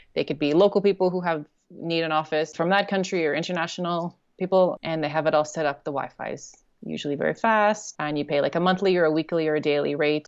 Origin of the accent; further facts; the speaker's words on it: Canada; moved away as an adult; also born or lived in China / South Korea; I'm from Canada